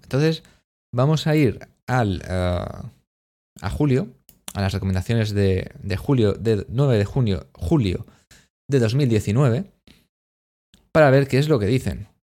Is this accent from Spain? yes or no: yes; Spain